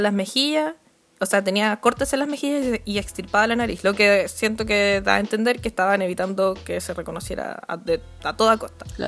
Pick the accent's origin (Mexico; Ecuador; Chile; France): Chile; Puente Alto, Santiago Metropolitan Region; yo soy de Puente Alto